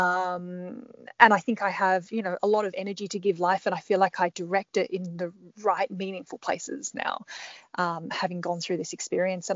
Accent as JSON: {"language": "English", "town": "Perth", "region": "Western Australia", "country": "Australia", "tie": "born or raised there", "also_born_or_lived": "Melbourne / Sydney / Canberra", "moved": "yes", "said": "I'm Perth born and bred in Western Australia originally."}